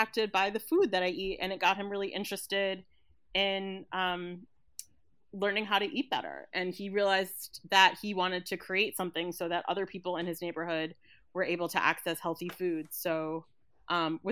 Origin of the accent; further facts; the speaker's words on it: United States; growing up in the United States